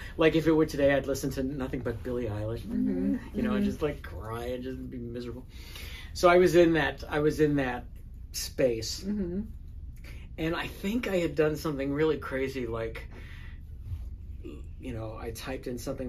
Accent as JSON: {"language": "English", "town": "New York City", "region": "New York", "country": "United States", "tie": "born or raised there", "moved": "as an adult", "lives_now": "Los Angeles, United States", "said": "I grew up in the Bronx and as a gay kid in the Bronx"}